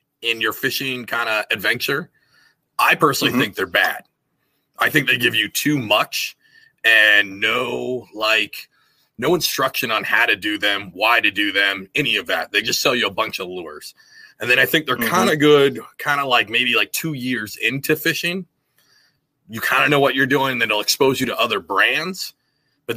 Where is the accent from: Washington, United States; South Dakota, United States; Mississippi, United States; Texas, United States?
Washington, United States; moved away; originally I'm from Washington State, so I grew up trout fishing in streams and creeks